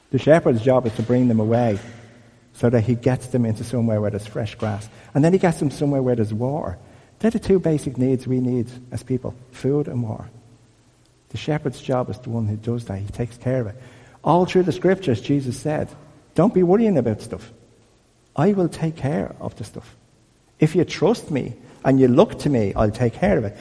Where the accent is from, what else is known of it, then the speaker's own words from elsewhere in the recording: Dublin, Leinster, Ireland; I'm from Crumlin